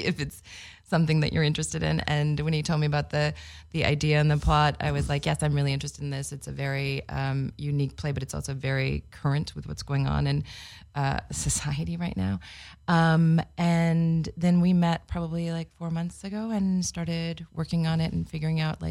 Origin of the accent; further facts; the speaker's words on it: Los Angeles, California, United States; moved away as an adult; also born or lived in Santa Cruz / San Diego; Born and raised in Los Angeles. I actually grew up in the industry